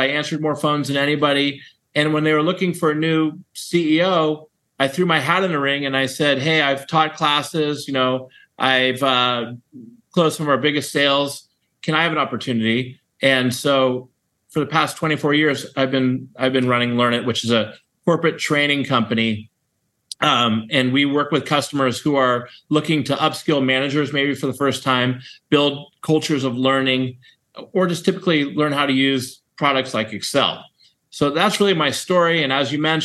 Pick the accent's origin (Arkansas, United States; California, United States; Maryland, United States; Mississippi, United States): California, United States; Burlingame; I grew up in the San Francisco Bay Area in a town called Burlingame